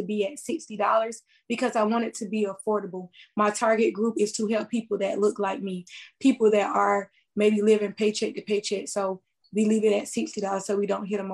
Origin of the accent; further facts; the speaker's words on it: Lamar, South Carolina, United States; also born or lived in Florence, South Carolina; I am from Florence, but I am a native of Lamar, South Carolina.